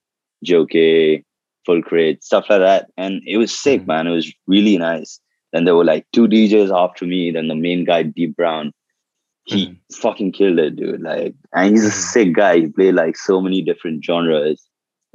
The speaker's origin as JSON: {"language": "English", "town": "Kolkata", "region": "West Bengal", "country": "India", "tie": "born or raised there", "also_born_or_lived": "Darbhanga, Bihar"}